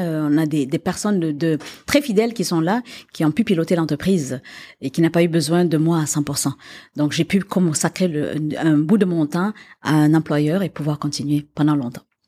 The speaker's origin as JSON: {"language": "French", "region": "Quebec", "country": "Canada", "tie": "born or raised there", "also_born_or_lived": "Africa / Paris", "moved": "as an adult", "said": "moi j'ai grandi au Québec, ici, et que je suis partie, que je suis revenue"}